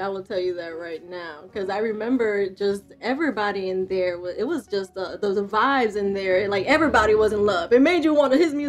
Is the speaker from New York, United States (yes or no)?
yes; New York, United States; I was mostly into baseball because I grew up in New York and my family's Dominican.